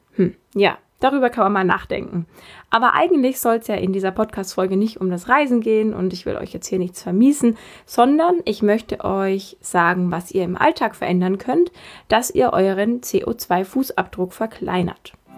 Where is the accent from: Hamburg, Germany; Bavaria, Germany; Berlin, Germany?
Bavaria, Germany; bei uns in Bayern